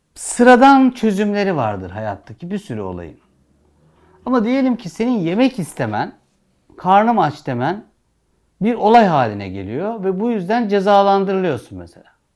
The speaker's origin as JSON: {"language": "Turkish", "country": "Turkey", "said": "Biz Türküz"}